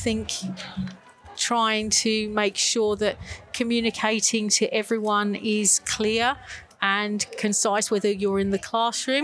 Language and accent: English; Buckinghamshire, South East England, United Kingdom; now in Australia; No, I'm from the UK. So I was born and bred in Buckinghamshire in England